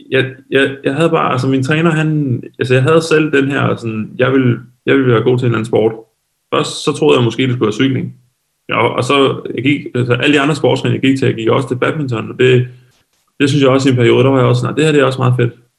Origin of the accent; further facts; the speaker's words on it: Lolland, Zealand, Denmark; der hvor jeg kommer fra nede på Lolland